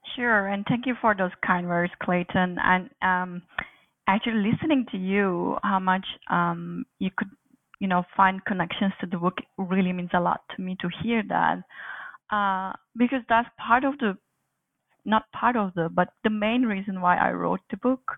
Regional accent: Turkey; moved away as an adult; also born or lived in Aberystwyth, Wales; now in Montreal, Canada; I was born and raised in Turkey

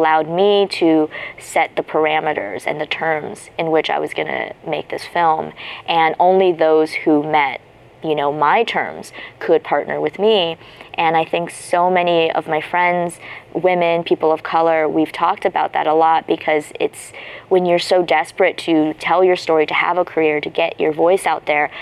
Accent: United States; also born or lived in China; I'm American and I was raised here

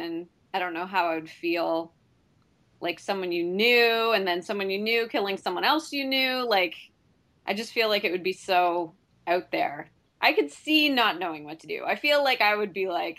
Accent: Toronto, Ontario, Canada; I'm from Toronto

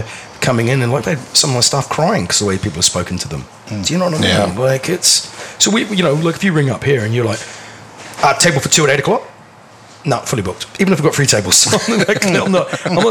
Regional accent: New Zealand; now in United Kingdom

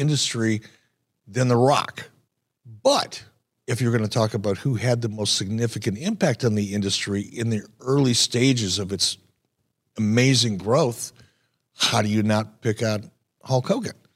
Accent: Detroit, Michigan, United States; growing up in Detroit

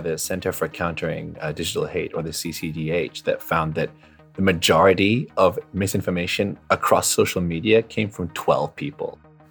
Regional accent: Hong Kong; moved away as an adult; now in London, United Kingdom; I'm a science journalist, and I've studied vaccine hesitancy and miscommunication. I come from Hong Kong, and I'm currently studying at Imperial College London.

